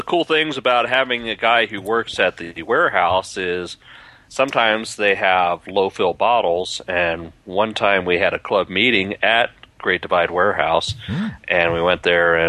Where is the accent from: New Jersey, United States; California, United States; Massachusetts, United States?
California, United States; Palmdale; now in Colorado, United States; my hometown of Palmdale, California